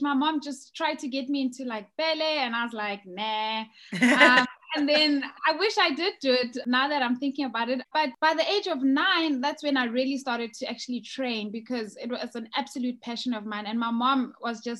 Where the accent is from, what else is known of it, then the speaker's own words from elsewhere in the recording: South Africa; moved away as an adult; now in United Kingdom; I'm originally from South Africa